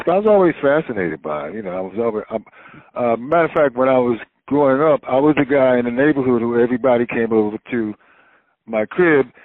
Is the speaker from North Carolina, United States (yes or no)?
yes; Wilmington, North Carolina, United States; I was born in Wilmington, North Carolina, and it's a seaport city